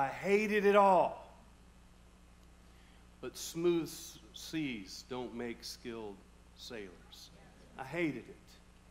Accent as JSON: {"language": "English", "region": "California", "country": "United States", "tie": "born or raised there", "also_born_or_lived": "Bellingham", "said": "I was born here in Bellingham, never really lived here. Ended up in California, lived all over the Oakland, Concord, West Pittsburgh, San Francisco, all that area."}